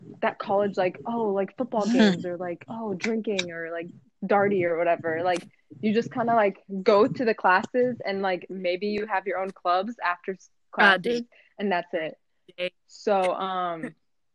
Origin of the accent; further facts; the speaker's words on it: Philadelphia, Pennsylvania, United States; I was born in Philadelphia